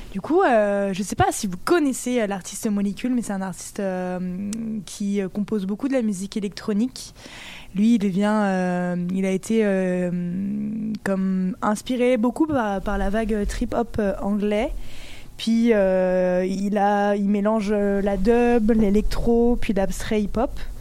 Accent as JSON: {"language": "French", "region": "Brittany", "country": "France", "moved": "yes", "lives_now": "Montreal, Canada", "said": "Naomi et moi, on vient de Bretagne"}